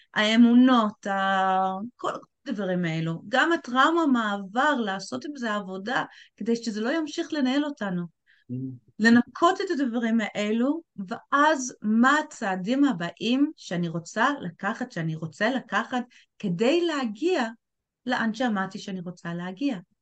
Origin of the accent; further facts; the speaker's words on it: England, United Kingdom; also born or lived in Tel Aviv, Israel; now in Israel; בתור בריטית שמגיעה לארץ